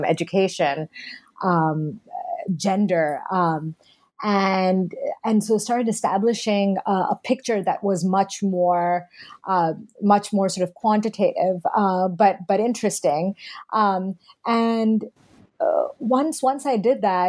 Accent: Pakistan; moved away as an adult; also born or lived in Canada; now in United States; I was born and raised primarily in Pakistan, though I'd lived in the U.S. and in Canada growing up as well

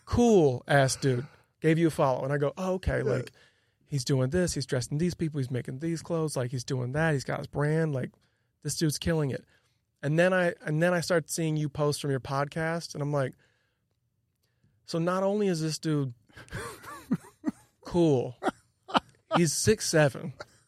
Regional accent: Illinois, United States; And growing up outside Chicago, everything's indoors for the most part.

